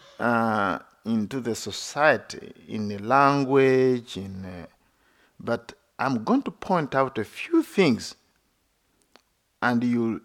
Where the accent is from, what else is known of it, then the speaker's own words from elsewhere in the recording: Uganda; now in United States; United States is my second home. I have two homes. One is Uganda, another one, United States